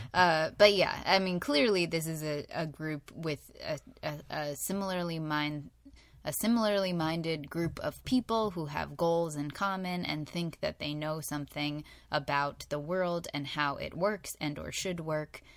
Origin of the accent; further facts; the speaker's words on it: United States; We're American